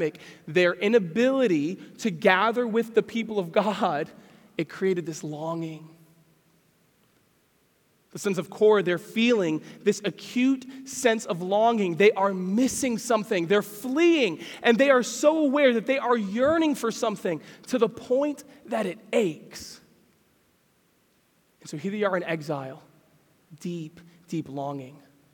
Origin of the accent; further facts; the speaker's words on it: Pennsylvania, United States; I grew up in Pennsylvania, and I remember watching deer run through the woods.